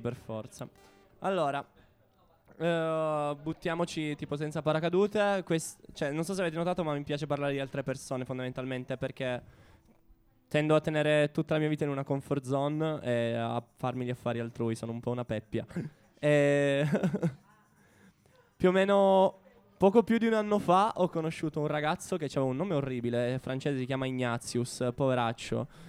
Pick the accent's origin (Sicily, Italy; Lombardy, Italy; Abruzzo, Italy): Sicily, Italy; Catania; io sono di Catania